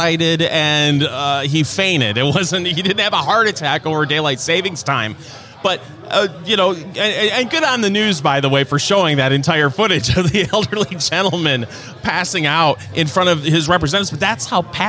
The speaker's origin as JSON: {"language": "English", "region": "Michigan", "country": "United States", "moved": "as an adult", "lives_now": "Indiana, United States", "said": "I am a transplant. I am originally from Michigan, moved down here in 2000"}